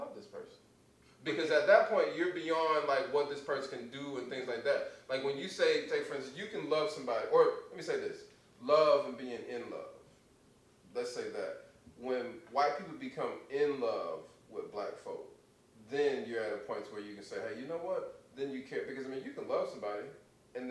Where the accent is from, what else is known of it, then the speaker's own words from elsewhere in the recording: the South, United States; I grew up in the South